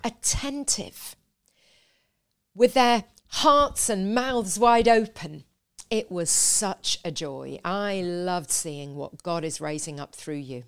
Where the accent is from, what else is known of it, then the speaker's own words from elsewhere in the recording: a little village in the north of England, United Kingdom; now in London, United Kingdom; I was born in a little village